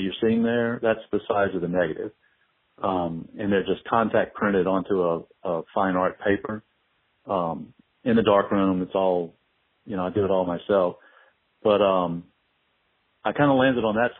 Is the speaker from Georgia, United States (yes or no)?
no; Morgan City, Louisiana, United States; now in New Orleans, United States; I grew up in Morgan City, Louisiana